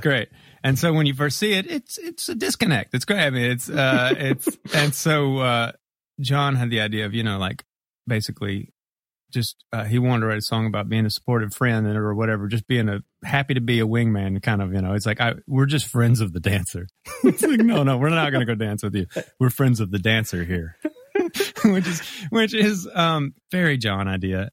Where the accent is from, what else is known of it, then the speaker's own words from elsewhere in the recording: Mississippi, United States; moved away as an adult; now in Memphis, United States; grew up in Mississippi